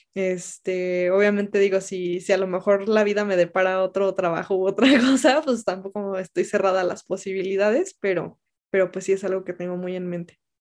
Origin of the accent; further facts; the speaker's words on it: Mexico; moved away as an adult; also born or lived in Mexico City; mi, propio país es un lugar inseguro para los periodistas